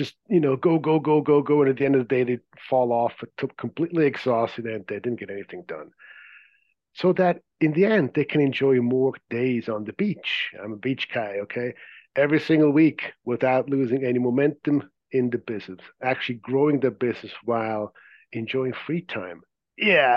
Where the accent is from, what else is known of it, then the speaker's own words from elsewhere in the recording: Zurich, Switzerland; English is a second language; moved away as an adult; As you may be able to detect from my accent, I wasn't born here. I grew up in Zurich, Switzerland